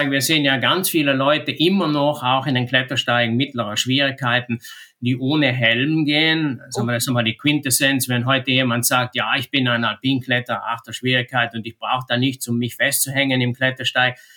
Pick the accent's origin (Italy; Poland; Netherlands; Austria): Italy; Trentino-Alto Adige; bei uns in Südtirol ist ganz interessant, hat sich das Geschehen da sehr, sehr verschoben die letzten Jahre.